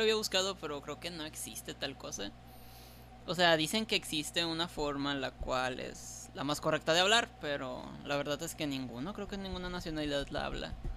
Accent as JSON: {"language": "Spanish", "town": "Tampico", "region": "Tamaulipas", "country": "Mexico", "said": "Nosotros, los de los de allá, Tampico"}